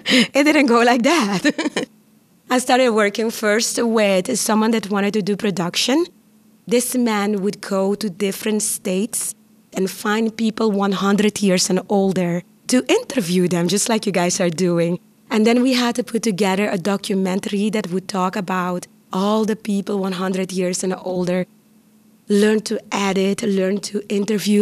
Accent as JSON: {"language": "English", "country": "Curaçao", "tie": "born or raised there", "also_born_or_lived": "Costa Rica", "first_language": "Papiamentu", "second_language": "English", "moved": "as an adult", "lives_now": "Pittsburgh, United States", "said": "I am from the island of Curaçao, born and raised in the Dutch Caribbean islands."}